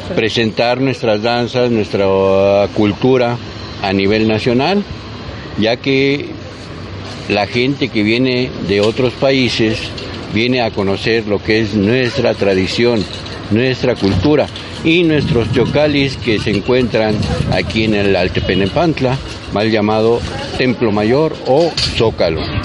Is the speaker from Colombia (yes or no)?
no; Mexico; nuestra identidad como mexicanos